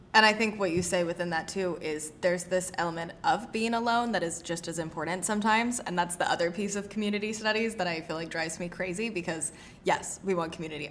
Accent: the South, United States; also born or lived in New York; I grew up in the South

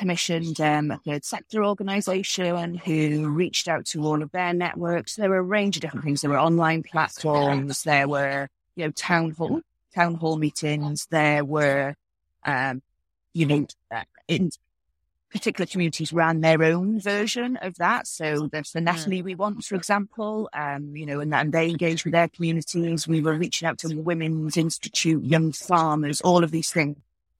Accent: Wales, United Kingdom

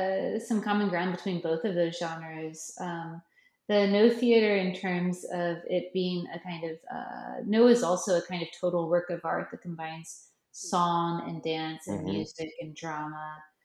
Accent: Osaka, Japan; I think it's really important that we're from Osaka because we're not in Tokyo.

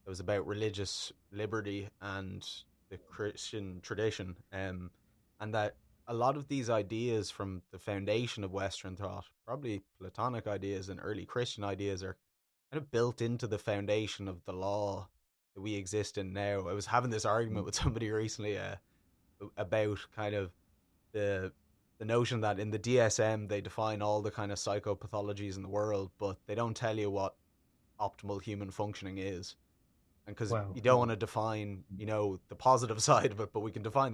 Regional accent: Ireland; I'm Irish and Ireland is a Catholic country

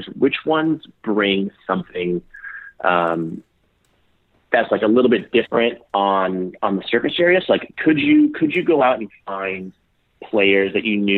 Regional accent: Los Angeles, California, United States; I'm born and raised in Los Angeles

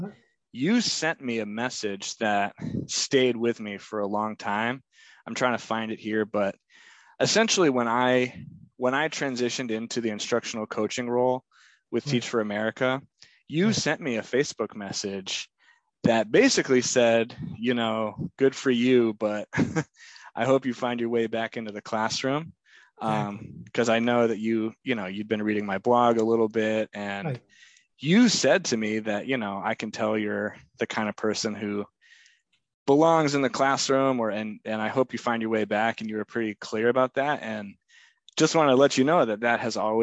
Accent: Lyme, New Hampshire, United States; also born or lived in Hanover; I grew up in Lyme, so I was in Lyme before I went into Hanover.

